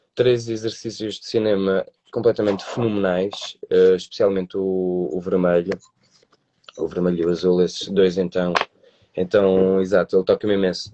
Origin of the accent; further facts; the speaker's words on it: Porto, Norte, Portugal; fazíamos teatro num grupo comunitário aqui da cidade do Porto, porque eu sou do Porto